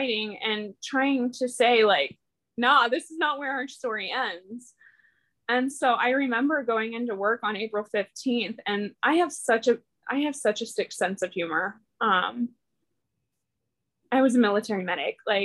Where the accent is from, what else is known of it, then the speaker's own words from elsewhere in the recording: small town outside of St. Louis, Missouri, United States; I'm from an itty bitty small town outside of St. Louis